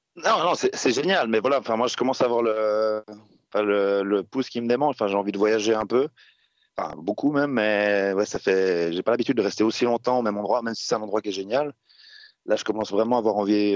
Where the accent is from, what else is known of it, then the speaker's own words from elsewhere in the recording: Switzerland; moved away as an adult; je suis rentré en Suisse quand même euh, par moment, mais euh, ouais, ça fait, que je suis parti de Suisse